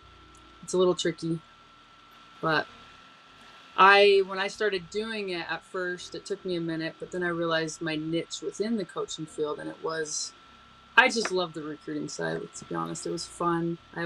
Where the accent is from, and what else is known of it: Utah, United States